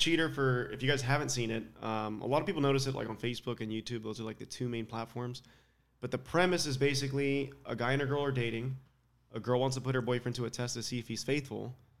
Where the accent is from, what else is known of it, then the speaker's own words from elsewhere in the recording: Palm Springs, California, United States; Palm Springs, so I'm California.